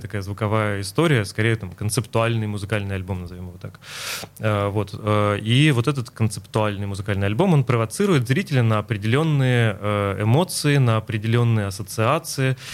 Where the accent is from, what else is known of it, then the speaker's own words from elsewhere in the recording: Mari El, Russia; now in Saint Petersburg, Russia; я родился в Мариэл, но моя мама из э, Ленинграда, она переехала за папой, вот, э, то есть я родился там, но часто в детстве приезжал сюда